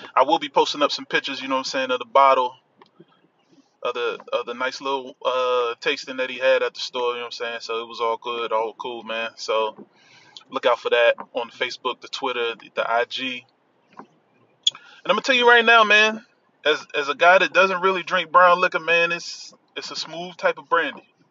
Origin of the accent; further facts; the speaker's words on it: Washington, District of Columbia, United States; accent: DC; my DC accent